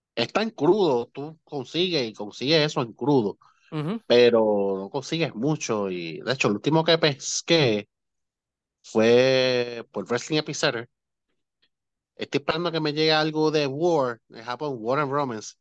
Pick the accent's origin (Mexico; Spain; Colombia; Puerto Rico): Puerto Rico; Moca; yo me crié en Moca, que hice en Moca, el barrio Pueblo.